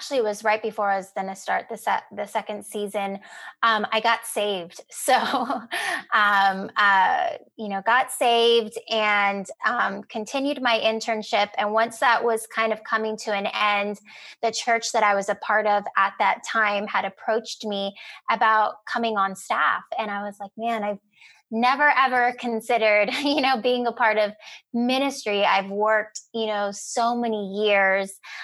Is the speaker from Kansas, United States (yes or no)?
no; Rio Grande Valley, Texas, United States; moved away as an adult; now in San Antonio, United States; I grew up in the Rio Grande Valley, which is about 4 hours south of here, pretty much tip of Texas, and came to San Antonio for school